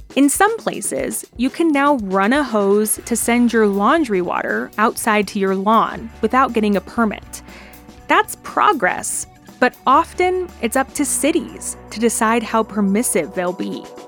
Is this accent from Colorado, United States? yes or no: yes; Denver, Colorado, United States; one of my favorite places to come as a little kid growing up in the Denver area